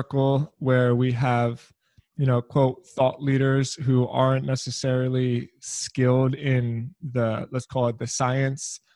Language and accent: English; Philadelphia, Pennsylvania, United States; I'm also from Philly.